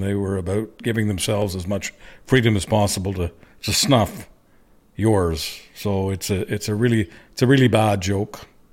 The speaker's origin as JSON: {"language": "English", "country": "Canada", "said": "a Canadian, especially one who launched a talk radio career in nineteen ninety in Alberta"}